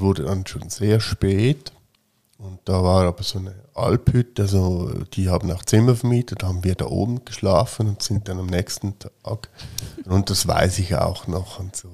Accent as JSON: {"language": "German", "area": "Fricktal", "region": "Aargau", "country": "Switzerland", "tie": "born or raised there", "said": "ich bin ja im Fricktal aufgewachsen"}